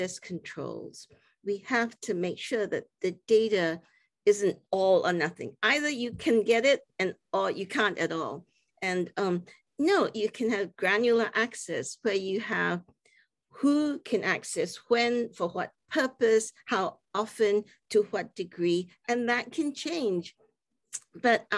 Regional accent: Singapore; I grew up in Singapore

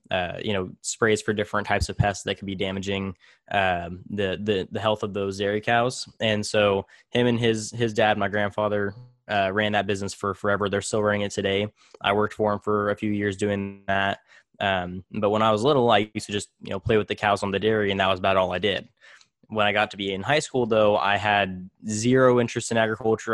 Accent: Tulare, California, United States; also born or lived in Visalia, California; I was actually born in, in Visalia, but I was raised in Tulare, California.

